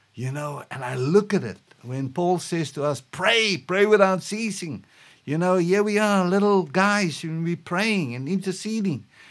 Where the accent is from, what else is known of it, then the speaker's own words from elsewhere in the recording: South Africa; moved away; just as a South African